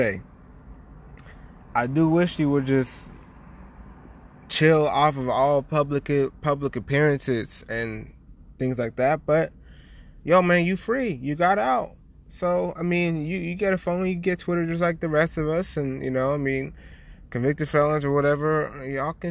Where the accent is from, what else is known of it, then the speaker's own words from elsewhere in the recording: San Diego, California, United States; also born or lived in Oceanside, California / Boston; I'm from San Diego